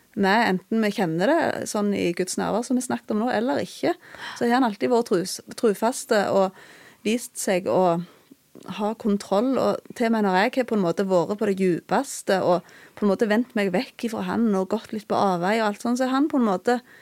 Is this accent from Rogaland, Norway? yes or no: yes; Bryne, Rogaland, Norway; also born or lived in Okna; Jeg er fra Jæren, jeg er fra Bryne. og Vokste opp i en kristen heim